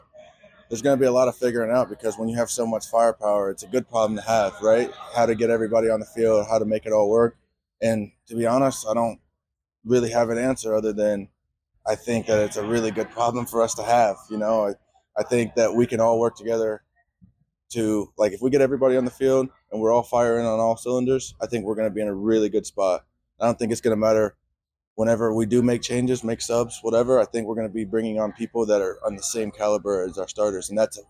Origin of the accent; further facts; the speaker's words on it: the South, United States; Y'all know I'm from the South, Southern hospitality, military family.